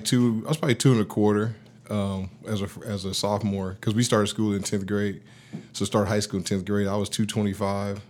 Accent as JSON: {"language": "English", "town": "Los Angeles", "region": "California", "country": "United States", "tie": "born or raised there", "said": "I grew up in South Central L A, uh, pretty much most of my life. I was a Navy brat, and, uh, so mom and pops moved around early on"}